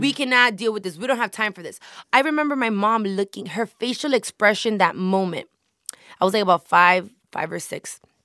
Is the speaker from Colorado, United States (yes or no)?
no; Hialeah, Florida, United States; I was born and raised in Miami.